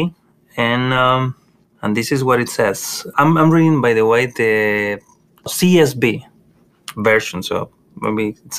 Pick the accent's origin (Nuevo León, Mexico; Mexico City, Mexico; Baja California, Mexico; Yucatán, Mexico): Nuevo León, Mexico; Monterrey; moved away as an adult; now in United States; I grew up in Mexico, as you know, mm-hmm. in Monterrey, Mexico. Mm. I grew up with my grandparents, and my mom was there as well